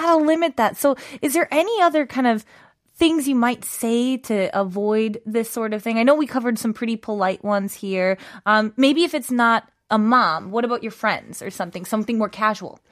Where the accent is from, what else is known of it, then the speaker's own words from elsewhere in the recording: United States; moved away as an adult; also born or lived in Russia; now in Korea; I am American